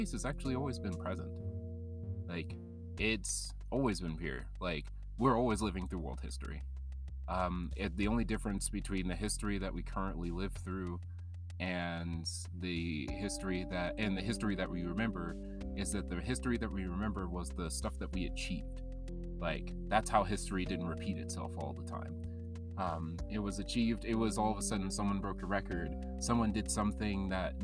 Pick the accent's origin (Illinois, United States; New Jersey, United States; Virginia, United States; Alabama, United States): Alabama, United States; South; born or raised there; also born or lived in California / Barbados (family)